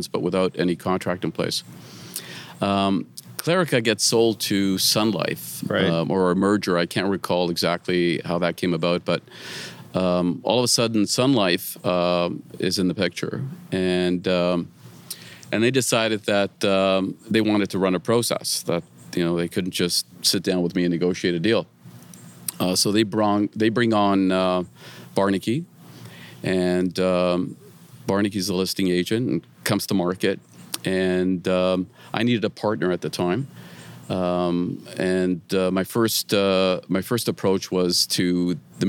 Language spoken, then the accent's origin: English; Mississauga, Ontario, Canada; I grew up in Mississauga